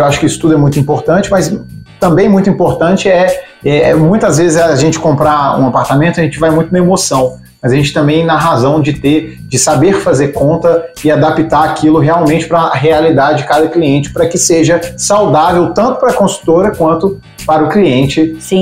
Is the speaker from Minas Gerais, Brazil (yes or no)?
yes; Minas Gerais, Brazil; accent: mineiro; Eu falo que eu sou mineiro, né? Pelo sotaque, já perceberam.